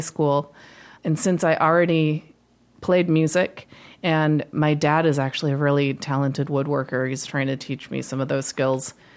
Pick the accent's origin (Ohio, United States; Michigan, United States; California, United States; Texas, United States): Michigan, United States; Holland; I grew up in Michigan, um, in Holland